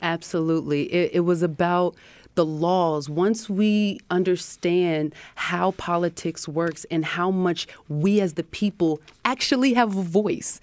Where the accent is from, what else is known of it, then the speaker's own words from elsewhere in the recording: Harrisburg, Pennsylvania, United States; my upbringing in Harrisburg